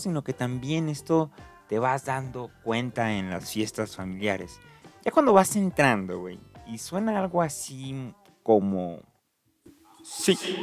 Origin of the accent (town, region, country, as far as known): Mexico